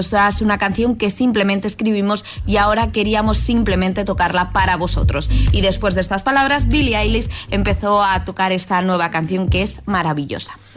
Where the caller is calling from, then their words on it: Pinto, Community of Madrid, Spain; llamo desde Pinto, Madrid